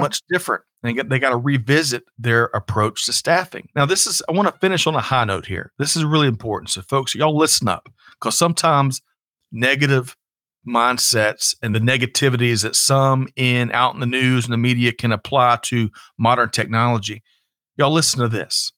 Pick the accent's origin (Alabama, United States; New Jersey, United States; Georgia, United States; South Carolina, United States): South Carolina, United States; I grew up in South Carolina